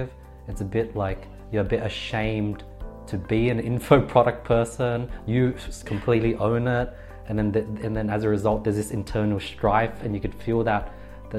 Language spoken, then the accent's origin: English; Sydney, New South Wales, Australia; I'm from Australia, Sydney